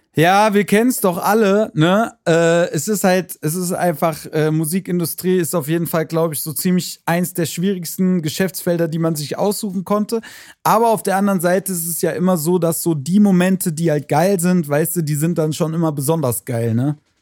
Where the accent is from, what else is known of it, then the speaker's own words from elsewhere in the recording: Frankfurt, Hesse, Germany; hier bei uns in Hessen, Frankfurt, Region, Umfeld